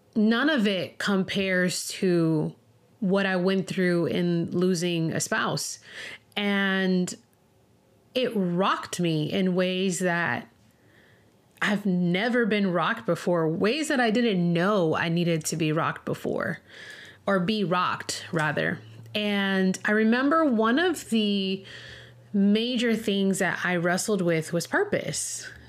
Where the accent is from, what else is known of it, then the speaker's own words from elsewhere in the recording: Miami, Florida, United States; moved away as an adult; also born or lived in Denver, Colorado; I ended up leaving my hometown of Miami, Florida, and moving to Denver, Colorado